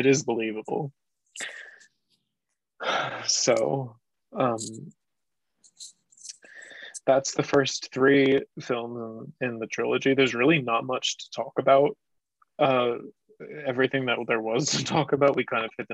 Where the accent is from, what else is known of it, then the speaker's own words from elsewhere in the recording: United States; I'm American